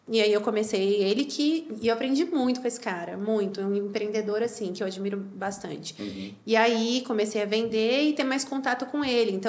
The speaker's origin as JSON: {"language": "Portuguese", "town": "Campinas", "region": "São Paulo", "country": "Brazil", "said": "Eu sou de Campinas."}